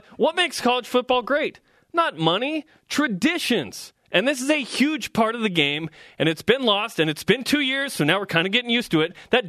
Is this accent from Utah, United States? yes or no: yes; Utah, United States; I grew up in Utah as well.